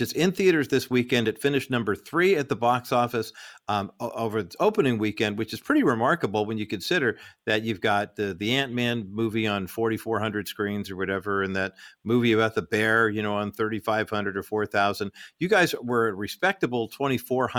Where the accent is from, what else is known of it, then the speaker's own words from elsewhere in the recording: Southern California, United States; I grew up in Southern California.